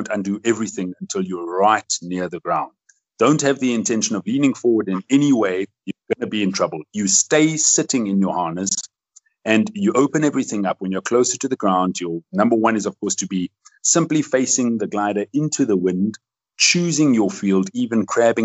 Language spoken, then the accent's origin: English; South Africa; I love my country. I love where I live. I'm a South African, although I have a Belgian passport